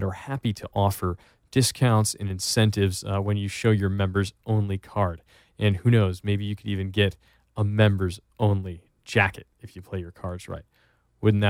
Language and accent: English; East Coast, United States; moved away; I'm from the East Coast originally, and moving out here